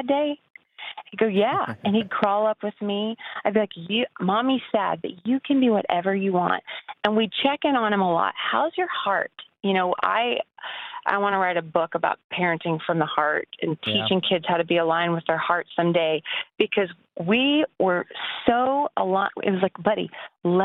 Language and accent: English; Lubbock, Texas, United States; moved away; also born or lived in Abilene, Texas; I grew up in Lubbock and in Abilene